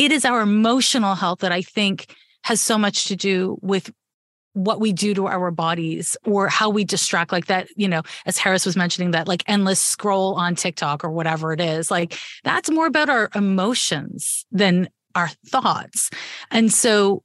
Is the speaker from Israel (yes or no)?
no; Canada; now in Bay Area, United States; I was raised in Canada